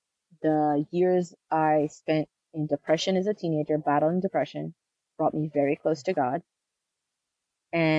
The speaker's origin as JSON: {"language": "English", "region": "the South", "country": "United States", "tie": "born or raised there", "said": "I grew up in the South"}